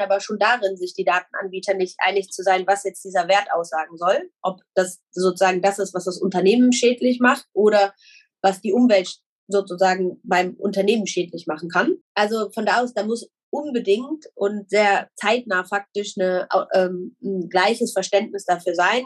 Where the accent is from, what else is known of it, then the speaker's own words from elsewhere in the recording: Germany; ich jetzt als Deutscher